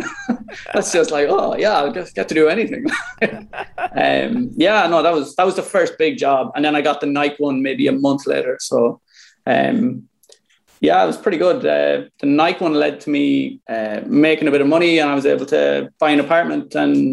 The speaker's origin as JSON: {"language": "English", "country": "Ireland", "tie": "born or raised there", "also_born_or_lived": "New York", "said": "I was born in Ireland in 1987."}